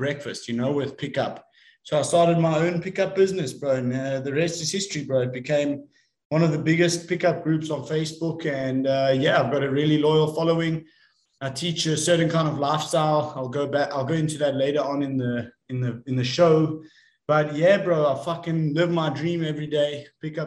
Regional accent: South Africa; I'm from South Africa

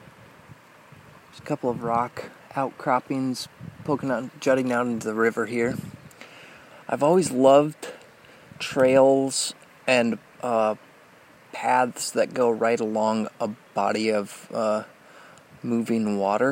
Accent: Indiana, United States; growing up in Indiana

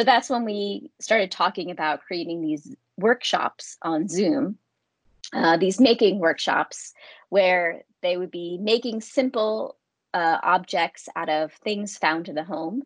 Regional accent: United States; moved away as an adult; now in London, United Kingdom; I'm from the United States

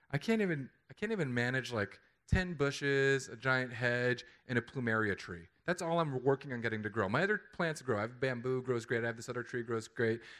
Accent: California, United States; I, I came from California.

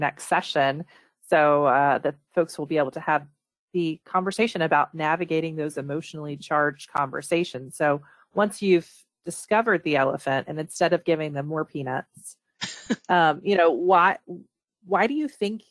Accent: the South, United States; I grew up in the South

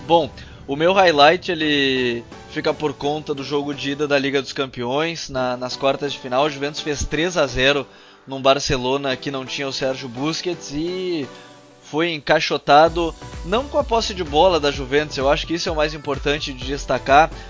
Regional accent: Pará, Brazil; eu sou paraense

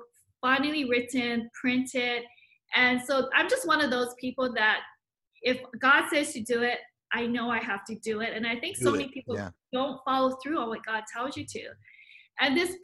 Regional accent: Hawaii, United States; also born or lived in Hong Kong; born in Hong Kong, but my whole family migrated to Hawaii when I was just about a year old. So I literally grew up, lived in Hawaii, never left

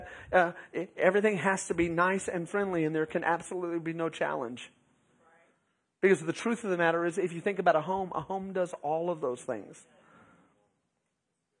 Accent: Beeville, Texas, United States; also born or lived in Round Rock, Texas; We moved from Round Rock, Texas, to Beeville

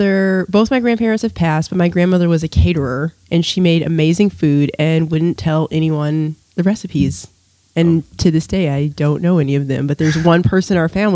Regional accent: Chicago, Illinois, United States; Born and kind of raised, yeah. I moved so many times, I stopped counting at 29.

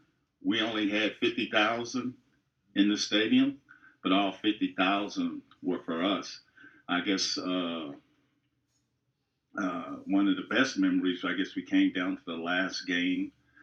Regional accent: Kansas City, Missouri, United States; moved away as an adult; also born or lived in Los Angeles, California; now in St. Louis, United States; I grew up in Kansas City, and little city boy from Kansas City went out to the University of Southern Cal.

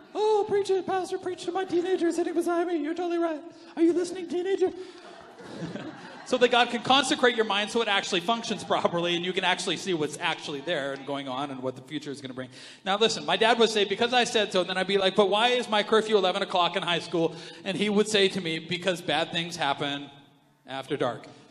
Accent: Canada; we're Canadian

